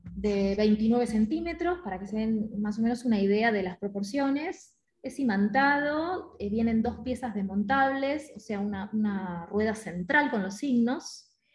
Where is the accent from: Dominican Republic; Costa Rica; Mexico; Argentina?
Argentina; Mar del Plata, Buenos Aires Province; yo soy de Mar del Plata